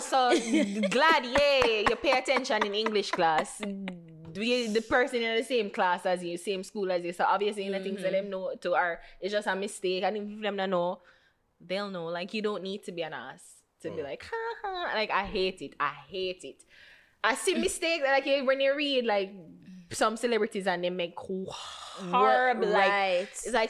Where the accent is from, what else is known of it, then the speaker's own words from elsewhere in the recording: Port Antonio, Portland, Jamaica; Right, but Port Antonio. You're Manchin, whatever. But I'm from Port Antonio.